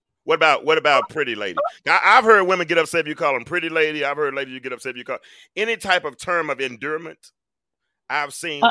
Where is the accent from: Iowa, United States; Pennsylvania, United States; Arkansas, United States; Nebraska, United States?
Arkansas, United States; Little Rock; now in Atlanta, United States; I'm from Little Rock